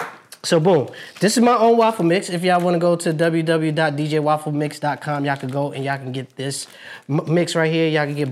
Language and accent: English; New York, United States; Yes, I'm from New York